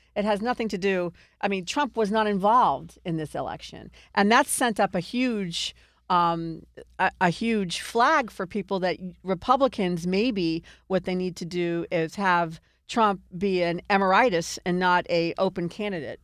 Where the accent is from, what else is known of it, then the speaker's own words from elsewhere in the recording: Virginia, United States; now in Massachusetts, United States; I grew up in Virginia